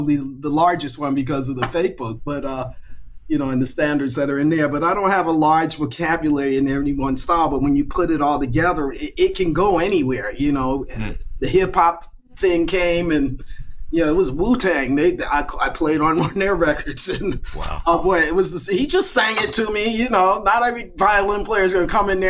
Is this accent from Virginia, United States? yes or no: yes; Virginia, United States; I grew up in Virginia